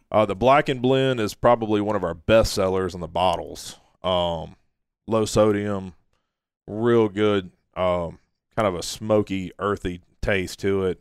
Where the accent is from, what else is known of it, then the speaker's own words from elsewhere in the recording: Orange Beach, Alabama, United States; also born or lived in Orlando; I grew up in Orange Beach, you know, I've literally been fishing, you know, all my life.